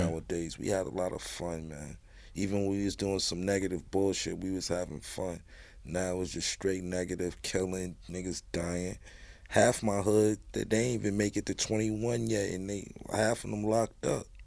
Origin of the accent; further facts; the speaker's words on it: New York City, New York, United States; one five one. That's where I'm from. Raised me.